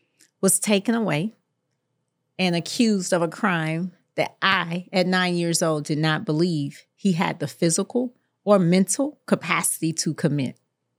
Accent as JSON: {"language": "English", "town": "Jacksonville", "region": "Florida", "country": "United States", "tie": "born or raised there", "said": "And so I was born in Jacksonville, Florida, mm-hmm. raised in Jacksonville, Florida, in the poorest zip code in the state, 32209."}